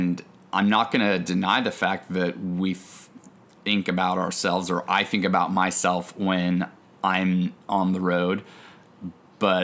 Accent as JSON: {"language": "English", "region": "Oregon", "country": "United States", "tie": "born or raised there", "moved": "yes", "said": "growing up in Oregon on a mountain bike"}